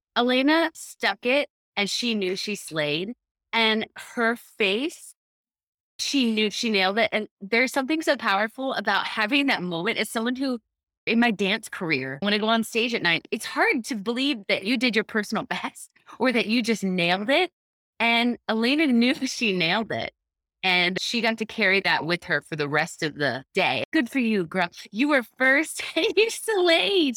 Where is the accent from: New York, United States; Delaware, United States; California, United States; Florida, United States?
Florida, United States; Clermont; I'm from Claremont, Florida. It's a small, tiny